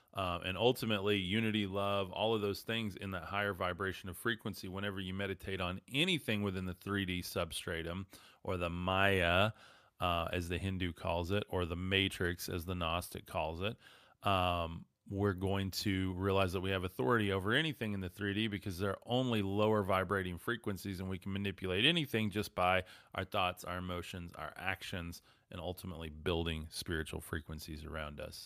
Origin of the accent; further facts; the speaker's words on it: West Texas, United States; I'm from West Texas